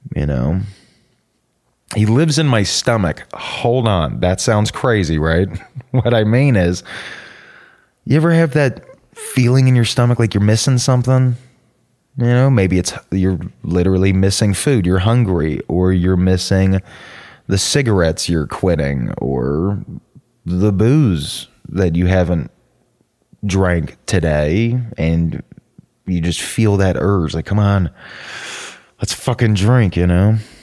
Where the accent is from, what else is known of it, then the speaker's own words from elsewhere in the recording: Norcross, Georgia, United States; also born or lived in Suwanee, Georgia; I'm from Atlanta, which for a white guy almost always means I'm from the suburbs of Atlanta. Uh, Gwinnett County, about fifteen minutes northeast of Atlanta, a town called Norcross